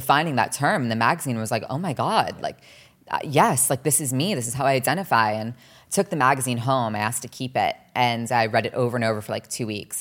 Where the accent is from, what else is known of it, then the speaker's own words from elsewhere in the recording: New Jersey, United States; also born or lived in Los Angeles, California; growing up in New Jersey, also everyone's very cookie cutter